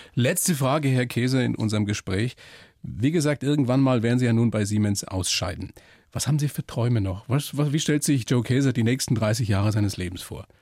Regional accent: Upper Palatinate, Bavaria, Germany; bin selber aus der Oberpfalz

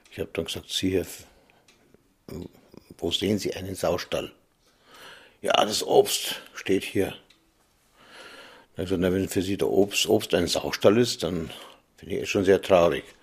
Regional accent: Ludwigsfeld, Bavaria, Germany; born there; Ich bin in Ludwigsfeld geboren

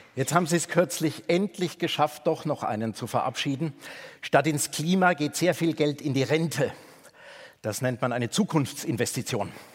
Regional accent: Bavaria, Germany; Ich bin in Bayern aufgewachsen

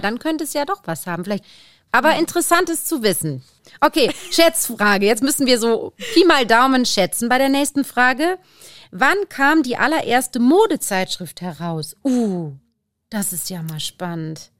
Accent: the Ruhr area, North Rhine-Westphalia, Germany; wie man bei uns im Pott sagt

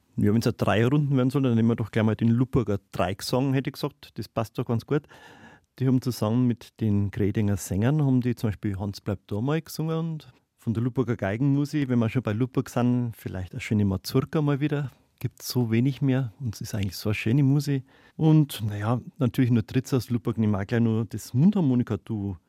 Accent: Neumarkt in der Oberpfalz, Bavaria, Germany; now in Oberhembach, Germany; Ich bin gebürtiger Neumarkter und habe einmal gedacht, ich werde da wohnen bleiben

